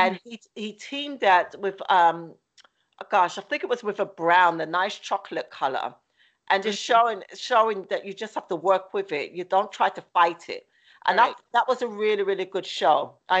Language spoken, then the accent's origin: English; England, United Kingdom; moved away; my family's originally from Jamaica as well, even though I grew up in England and I was born there, but my family's originally from Jamaica.